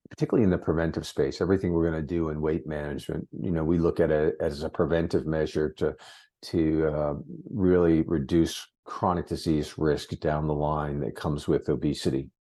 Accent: Massachusetts, United States; moved away; also born or lived in Concord, New Hampshire; I grew up in Massachusetts

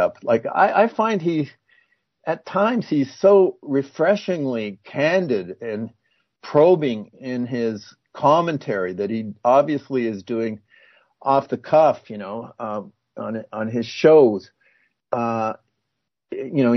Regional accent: Canada; I'm a Canadian

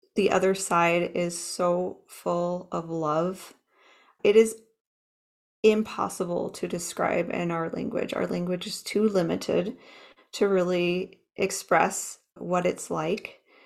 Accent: Minnesota, United States; now in Fort Collins, United States; I grew up in Minnesota, the Midwest

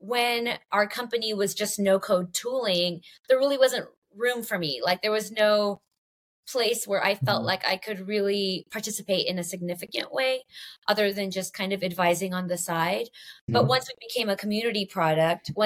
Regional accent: Los Angeles, California, United States; I grew up in Los Angeles

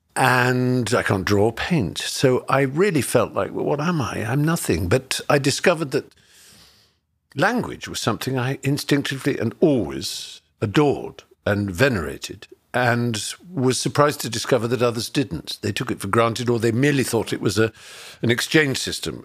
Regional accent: Norfolk, East of England, United Kingdom; growing up in Norfolk in the countryside in England

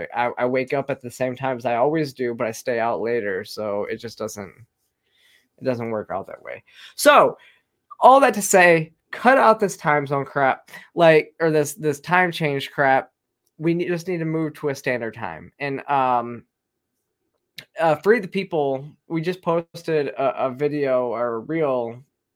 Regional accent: the Northern U.S., United States; now in Georgia, United States; growing up in the North, even in the Northern U.S.

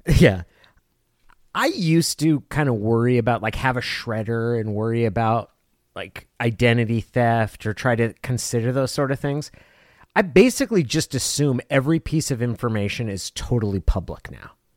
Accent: Klamath Falls, Oregon, United States; growing up in Klamath Falls

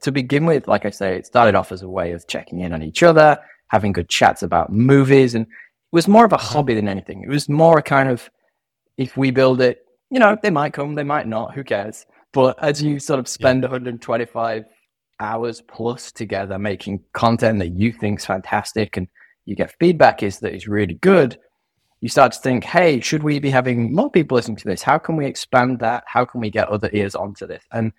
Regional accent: United Kingdom; now in Sydney, Australia; our USP is that I'm a Brit and he's an American and we both live in Sydney.

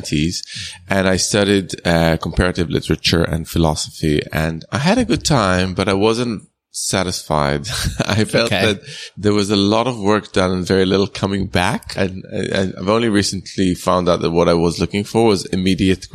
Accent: Jerusalem, Jerusalem District, Israel; I grew up in Israel, but they're from European descent. My dad is Italian. My mom's German

